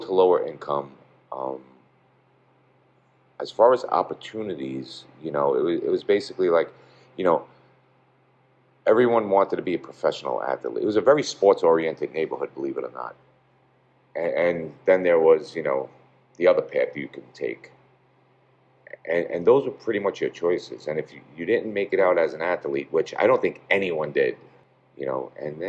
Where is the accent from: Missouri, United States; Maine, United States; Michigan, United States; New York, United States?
New York, United States; New York City; Growing up in this part of Brooklyn, in the 70s, early 80s